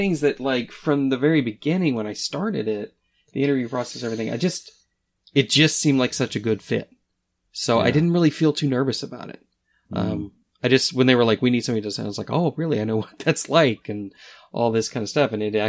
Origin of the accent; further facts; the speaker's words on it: Midwest, United States; number one, I'm from the Midwest, so it's kind of like, no, we don't talk about ourselves.